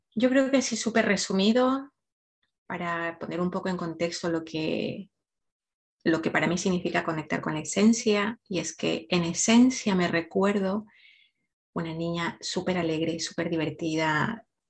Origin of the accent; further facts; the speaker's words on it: Ecuador; now in Spain; nací en Ecuador, pero vivo ya hace mucho tiempo en España